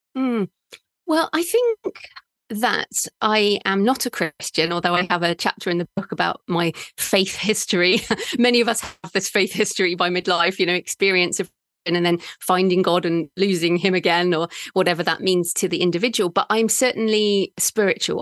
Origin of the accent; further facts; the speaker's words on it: United Kingdom; moved away; I'm a British woman